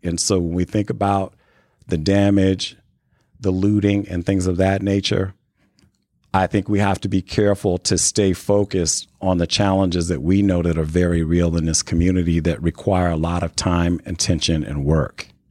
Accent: Chicago, Illinois, United States; also born or lived in New Castle, Indiana; now in Indianapolis, United States; I grew up in the Chicago area

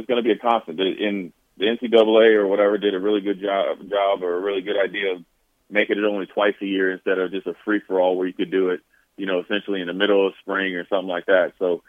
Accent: Montana, United States; And I had a good camp, but I'm from Montana.

